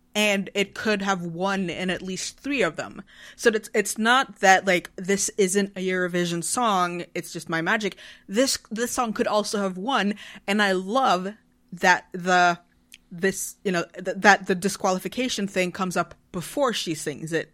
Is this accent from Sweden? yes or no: yes; Sweden; I'm from Sweden. We're a tiny nation of, of ten million people.